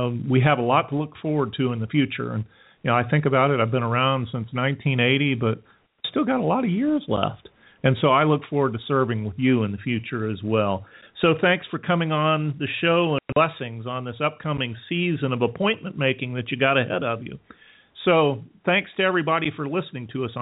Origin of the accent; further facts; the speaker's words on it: Alabama, United States; also born or lived in Japan; now in Western North Carolina, United States; I grew up in Alabama